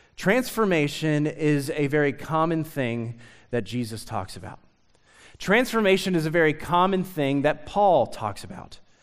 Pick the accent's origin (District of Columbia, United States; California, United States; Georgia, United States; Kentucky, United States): Kentucky, United States; Lexington; also born or lived in Nicholasville, Kentucky; I grew up in Lexington